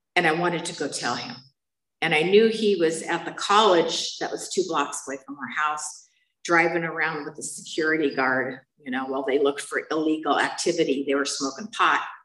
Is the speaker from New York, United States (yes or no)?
no; San Bernardino, California, United States; moved away; I'm from San Bernardino